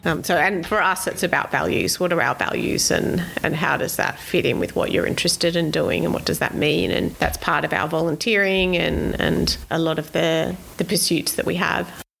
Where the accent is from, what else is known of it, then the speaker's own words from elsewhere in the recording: Sydney, New South Wales, Australia; now in Queensland, Australia; I grew up in Sydney. I grew up three metres away from Royal National Park, literally